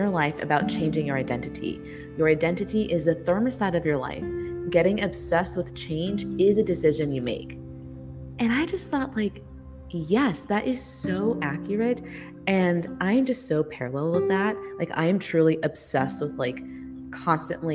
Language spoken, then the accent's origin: English; California, United States; I'm from California